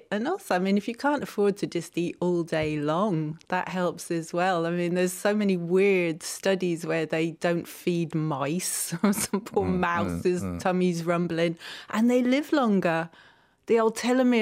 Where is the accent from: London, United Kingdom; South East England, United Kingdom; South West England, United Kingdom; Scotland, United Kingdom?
London, United Kingdom; when I was growing up in London